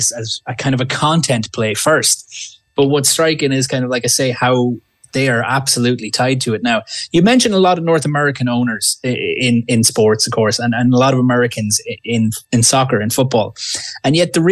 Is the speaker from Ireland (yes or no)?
yes; Ireland; now in Canada; I'm from Ireland originally.